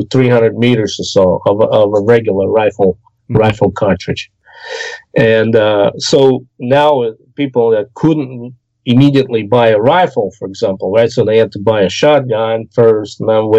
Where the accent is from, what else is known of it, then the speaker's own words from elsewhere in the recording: Orenburg, Orenburg Oblast, Russia; moved away; I grew up in the Urals. In the south foothills of southern Urals, in the city of Orenburg